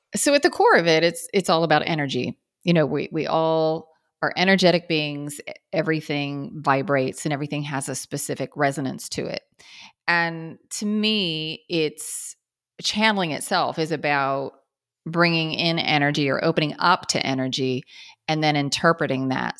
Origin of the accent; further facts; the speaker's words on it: Kansas, United States; I grew up in Kansas